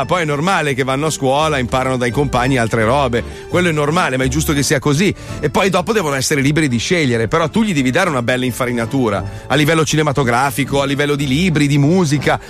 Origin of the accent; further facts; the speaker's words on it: Milan, Lombardy, Italy; Io parlo male perché sono milanese